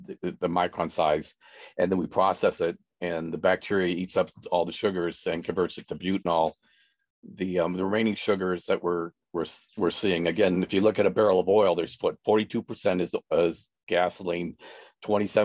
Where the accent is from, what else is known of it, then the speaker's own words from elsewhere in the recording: California, United States; I'm from California, but my parents were farmers